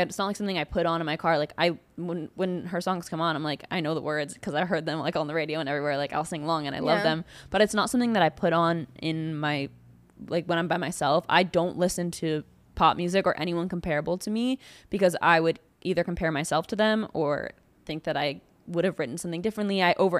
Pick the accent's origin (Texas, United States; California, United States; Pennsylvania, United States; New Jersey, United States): California, United States; … was like what I grew up. Because I'm from the Bay Area.